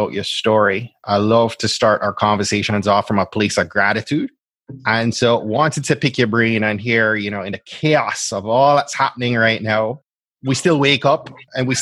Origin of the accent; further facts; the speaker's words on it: Jamaica; moved away; also born or lived in Florida; I'm from Jamaica, and I lived in Florida for, gosh, like 14, going on 14